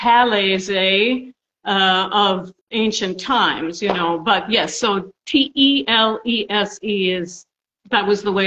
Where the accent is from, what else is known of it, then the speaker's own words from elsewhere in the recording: Princeton, New Jersey, United States; Princeton, New Jersey.